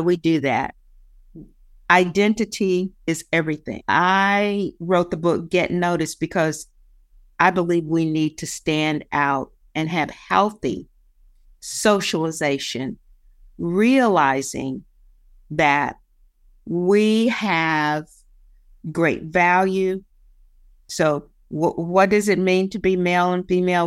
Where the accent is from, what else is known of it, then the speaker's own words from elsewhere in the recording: West Virginia, United States; moved away; Nobody wants to claim that they're from West Virginia